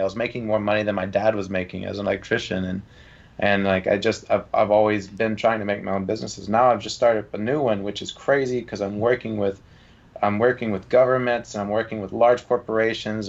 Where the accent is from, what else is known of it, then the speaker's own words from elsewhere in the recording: Georgia, United States; I'm from Georgia